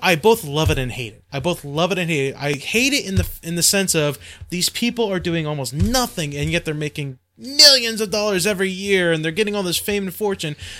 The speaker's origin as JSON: {"language": "English", "country": "United States"}